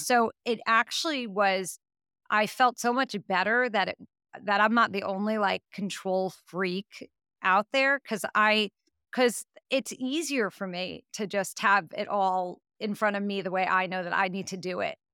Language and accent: English; New York, United States; I'm from New York